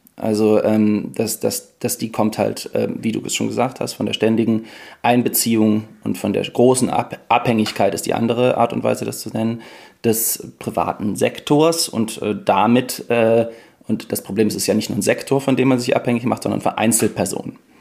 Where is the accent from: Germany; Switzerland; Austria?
Germany; near Cologne, North Rhine-Westphalia; ich komme ja aus der Nähe von Köln